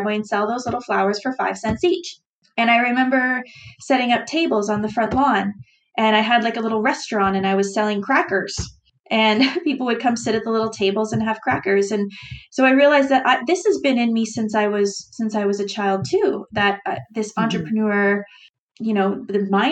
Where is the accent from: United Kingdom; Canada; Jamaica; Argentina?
Canada; being Canadian